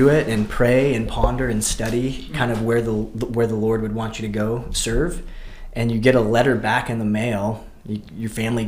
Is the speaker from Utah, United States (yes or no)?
yes; Salt Lake City, Utah, United States; born or raised there; moved away as an adult; now in South Florida, United States